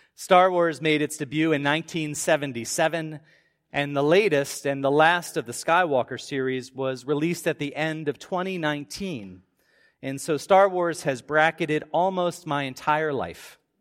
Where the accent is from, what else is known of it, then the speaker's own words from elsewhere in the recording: Baltimore suburbs, Maryland, United States; As a kid growing up in the Baltimore suburbs